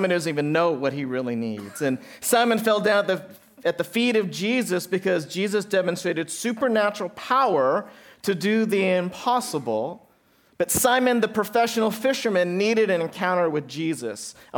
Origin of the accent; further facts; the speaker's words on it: Santa Barbara, California, United States; hard to order pizza with the last name … I'm serious. This is what my whole life was, right, Dad, growing up in Santa Barbara.